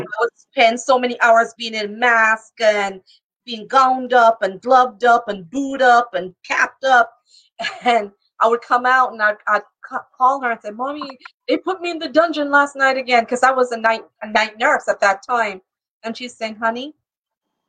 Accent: Jamaica; also born or lived in New York; now in Florida, United States; I'm Jamaican, and so it started with me being home in my family business

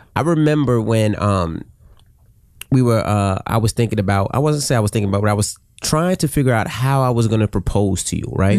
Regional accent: New York City, New York, United States; we were from Queens

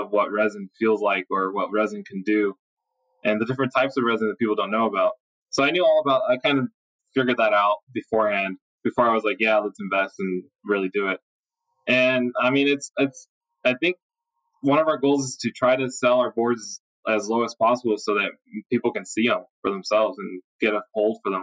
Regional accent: Las Vegas, Nevada, United States; We grew up skating in Vegas.

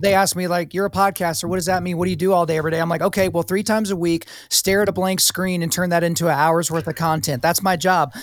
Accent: Oklahoma, United States; I grew up in Oklahoma, the belt buckle of the Bible Belt

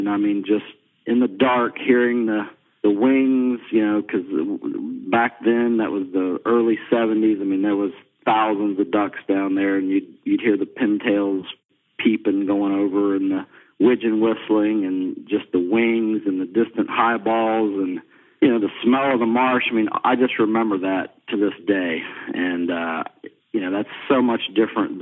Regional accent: Beaufort, South Carolina, United States; I grew up down in Beaufort, South Carolina

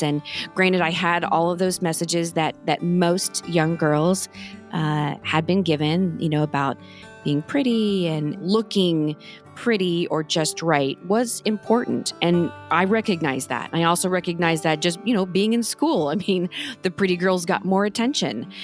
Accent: Norman, Oklahoma, United States; my family and I grew up in Norman, Oklahoma

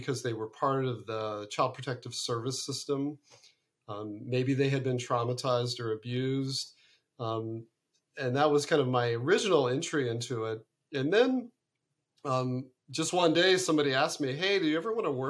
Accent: Ohio, United States; also born or lived in Arizona / Connecticut; now in California, United States; originally I'm from Ohio. I'm from the great Midwest

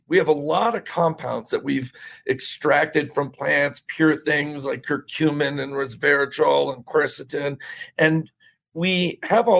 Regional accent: Bethlehem, Pennsylvania, United States; I was born in Bethlehem

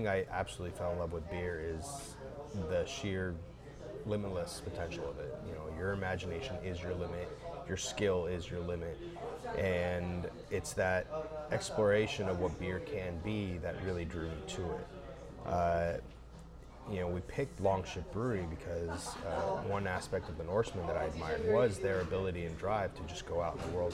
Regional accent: San Diego, California, United States; also born or lived in Irvine; I grew up in San Diego

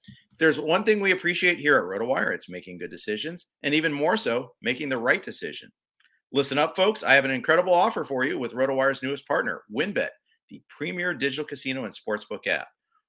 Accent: Indianapolis, Indiana, United States; So my dad grew up in Ohio. I grew up in Indianapolis before the Colts were there, if we want to give an age difference here.

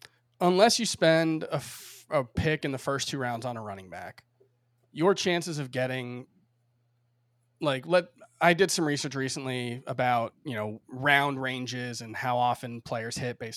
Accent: Miami, Florida, United States; moved away as an adult; now in New York, United States; Like I grew up in Miami, spent 31 years there before I moved to New York a year and a half, almost 2 years ago now.

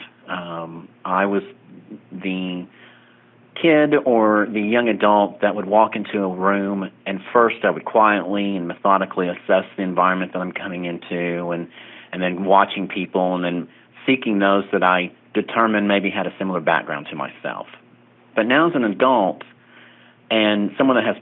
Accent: Oklahoma, United States; moved away as an adult; also born or lived in Tulsa, Oklahoma; now in Las Vegas, United States; I was a Oklahoma native, born and raised in Oklahoma, and my 24 out of my 25 years as a paralegal was in Tulsa

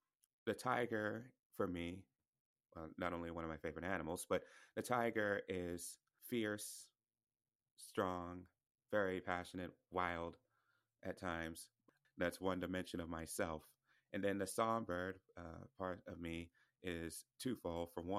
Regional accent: the Bible Belt, United States; I have a chapter on, you know, growing up in purity culture, which I grew up in the Bible Belt.

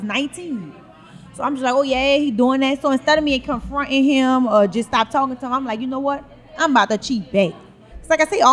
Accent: New Orleans, Louisiana, United States; also born or lived in New York; I'm from New Orleans. But I was, you know, staying in New York

